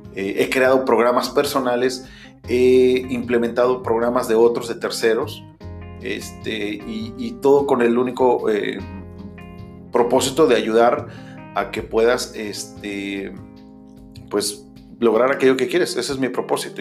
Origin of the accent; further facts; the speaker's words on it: Mexico; first language Spanish; moved away as an adult; nací en México, soy mexicano. Eh, viví casi hasta los 30 años en México.